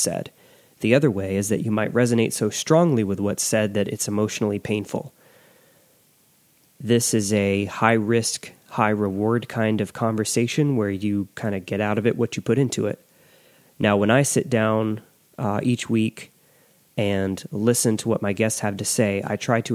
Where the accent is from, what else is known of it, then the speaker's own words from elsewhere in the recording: West Tennessee, United States; I grew up in West Tennessee